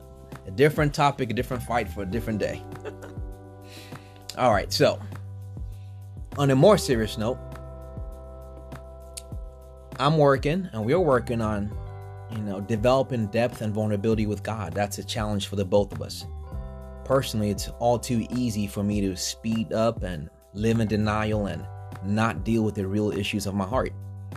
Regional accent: Togo; also born or lived in New York / Benin; now in United States; I'm Nigerian, but I was born in New York and then went back to Togo and Benin. That's where I grew up, and then got into Temple University at the business school.

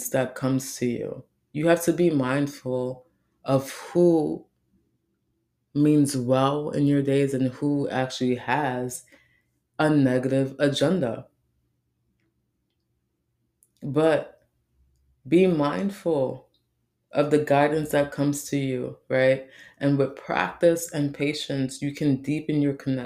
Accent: New York City, New York, United States; I grew up in the Bronx.

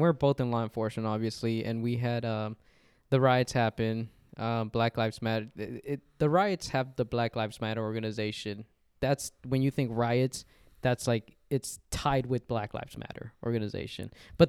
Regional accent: Park Ridge, United States; I'm the guy that was like, I'm from the hood, but I was like, I'm from Park Ridge.

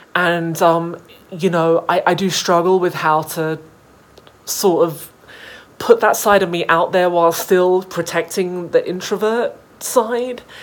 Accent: United Kingdom; moved away; I was raised, you know, yeah. in the organization in the UK

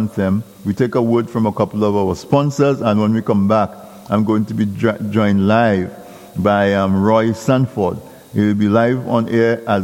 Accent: Dominica; when I grew up in Casabras, we had no electricity.

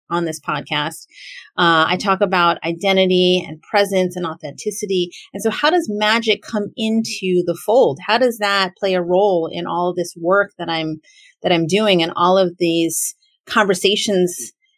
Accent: United States; I am as a Filipina American who is an American born person, born to immigrant parents

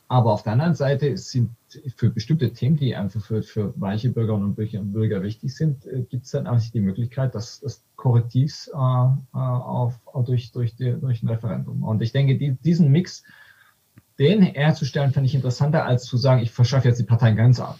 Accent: Aalen, Baden-Württemberg, Germany; Ich komme aus, aus dem Schwäbischen, aus, mhm. aus, äh, ähm, aus, aus Württemberg, ja, Aalen

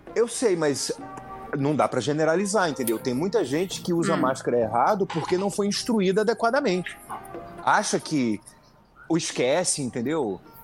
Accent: Pernambuco, Brazil; moved away; also born or lived in Paraíba; Eu sou pernambucano, tenho pai paraibano, meu, meu grupo de família é da Paraíba

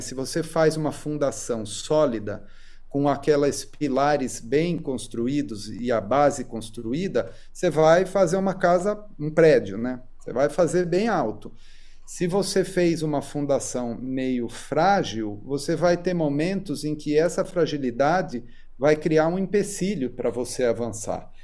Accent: Sorocaba, São Paulo, Brazil; eu nasci em Sorocaba, né? E cresci lá. Mudei para São Paulo só quando fui fazer faculdade.

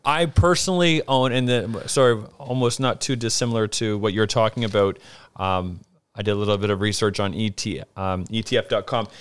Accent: Brantford, Ontario, Canada; I'm from Canada, and my hometown actually is Brantford, Ontario

